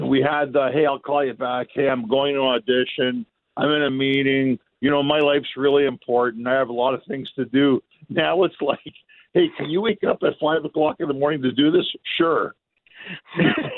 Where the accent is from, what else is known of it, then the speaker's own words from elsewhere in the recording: Canada; moved away as an adult; now in Los Angeles, United States; a Canadian living in La La Land